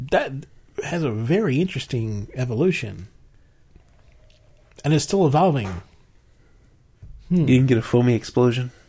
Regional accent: Maryland, United States; But I grew up in Maryland and we used to say water, water. So now I say water.

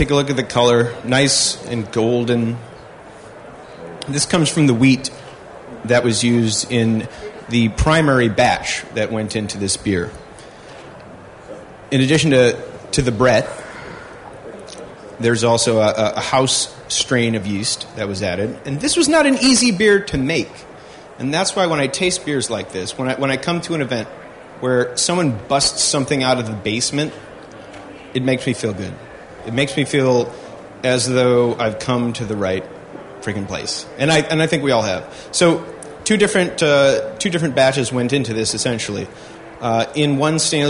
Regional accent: Midwest, United States; where I grew up in the Midwest

